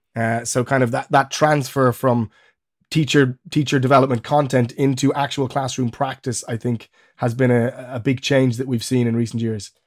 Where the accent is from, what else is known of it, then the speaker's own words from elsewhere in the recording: Ireland; moved away as an adult; also born or lived in Germany; now in England; I'm Irish, uh, but I now live in England